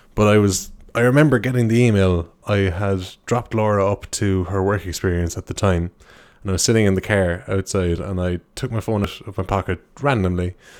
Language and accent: English; Ireland; I'm an Irish guy